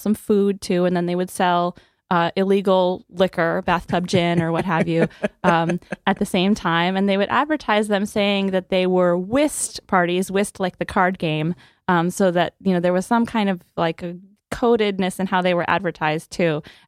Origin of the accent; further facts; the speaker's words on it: Midwest, United States; I grew up in the Midwest. I came to Yale for undergraduate, mm-hmm.